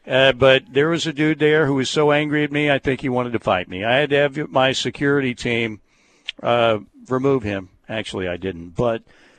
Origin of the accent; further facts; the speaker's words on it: Norman, Oklahoma, United States; I'm an OU grad, born and raised in Norman.